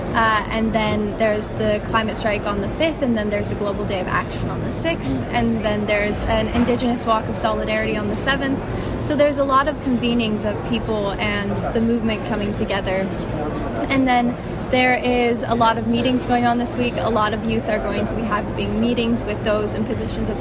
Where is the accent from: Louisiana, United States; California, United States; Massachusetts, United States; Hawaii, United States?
California, United States; moved away; also born or lived in New York City; my hometown in California